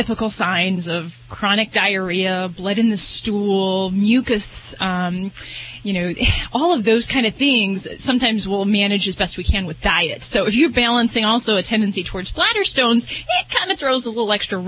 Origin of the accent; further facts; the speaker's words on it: Indiana, United States; moved away; From my old neck in the woods. Well, Indiana